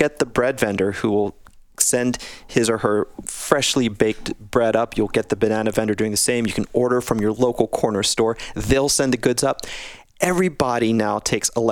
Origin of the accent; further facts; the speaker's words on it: United States; I was born in the States, family's from India